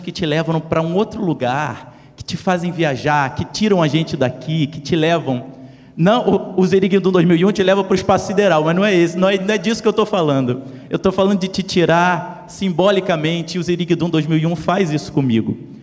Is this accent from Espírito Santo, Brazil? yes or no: no; Rio de Janeiro, Brazil; eu que sou de Madureira